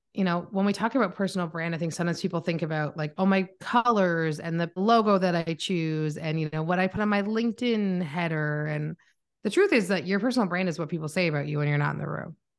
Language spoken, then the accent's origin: English; Canada; accent: Canadian; also born or lived in Toronto; I am Canadian, so if you hear my accent, I am from Canada.